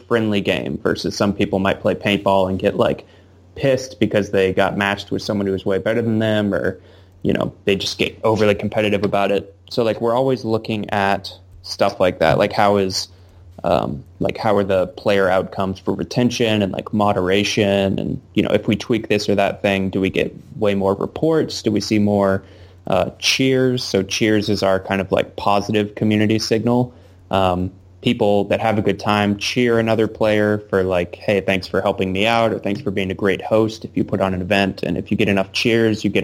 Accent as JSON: {"language": "English", "region": "rural Virginia", "country": "United States", "tie": "born or raised there", "also_born_or_lived": "Blacksburg / Nashville", "moved": "as an adult", "lives_now": "Seattle, United States", "said": "my hometown because I live in, like, you know, rural Virginia or something, like, where I grew up"}